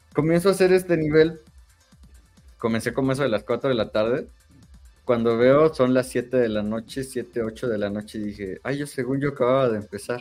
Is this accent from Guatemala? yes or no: no; Mexico; soy mexicano